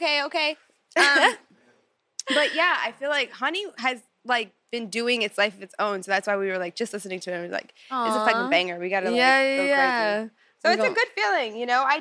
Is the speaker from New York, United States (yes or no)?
yes; New York, United States; also born or lived in New Jersey; I'm from New York